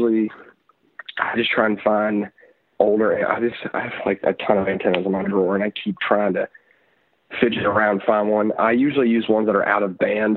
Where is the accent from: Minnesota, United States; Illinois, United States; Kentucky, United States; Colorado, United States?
Kentucky, United States; Louisville; also born or lived in Richmond, Kentucky; my hometown of Louisville, Kentucky